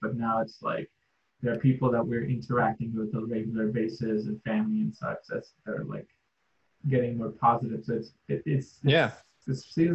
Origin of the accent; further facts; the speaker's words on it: India; moved away; I'm from India, I have darker skin.